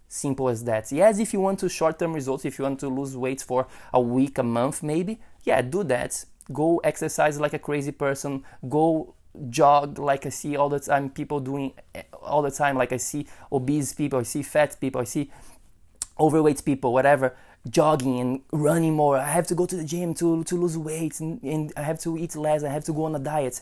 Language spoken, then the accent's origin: English; Brazil; moved away; I am from Brazil